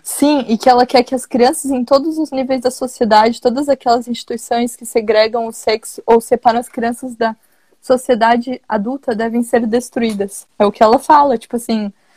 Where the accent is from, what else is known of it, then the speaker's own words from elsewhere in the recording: Santa Catarina, Brazil; Eu sou catarinense.